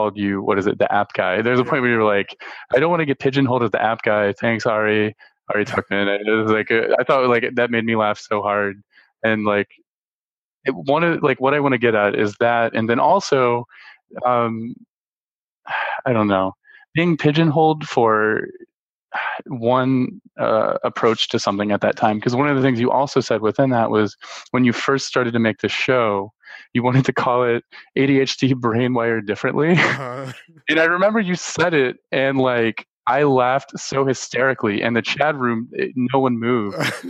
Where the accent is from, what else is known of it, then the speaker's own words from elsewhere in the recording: Baton Rouge, Louisiana, United States; I'm from Baton Rouge, Louisiana, and Steven Soderbergh went to my high school